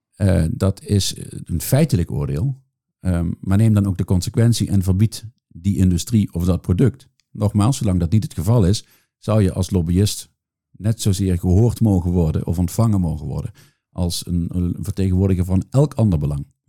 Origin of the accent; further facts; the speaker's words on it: Netherlands; now in Brussels, Belgium; ik ben Nederlander, maar ik loop hier rond voor een Amerikaans bedrijf.